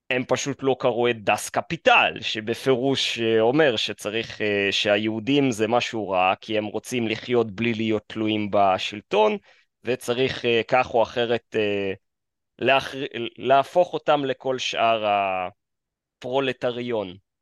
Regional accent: Kyiv, Ukraine; now in Israel; נולדתי בעיר קייב

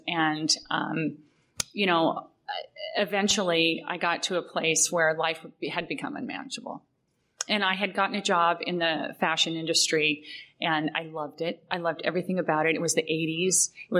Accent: Southern California, United States; also born or lived in Modesto, California; And I lived there for about the first year of my life. And then we moved to Southern California. And I grew up on the West Side.

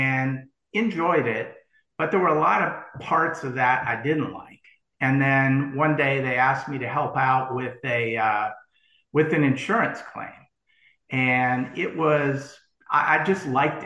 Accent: St. Paul, Minnesota, United States; moved away; also born or lived in Vanderbilt; originally, I grew up in St. Paul, Minnesota.

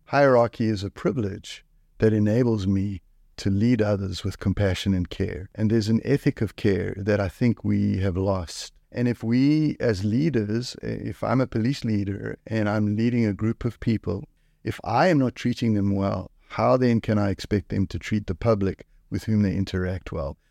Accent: South Africa; now in Canada; I come from South Africa. South Africa

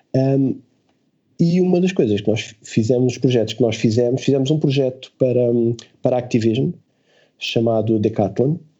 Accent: Portugal; nós somos portugueses

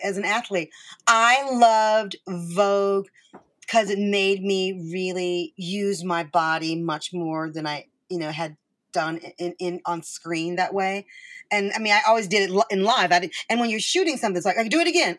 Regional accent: Michigan, United States; I'm from Michigan

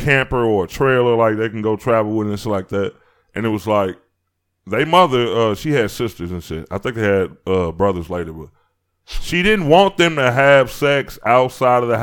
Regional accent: Chicago, Illinois, United States; I'm from Chicago

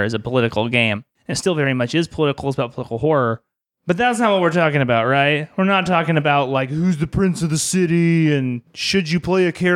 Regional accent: Arizona, United States; I grew up in Arizona

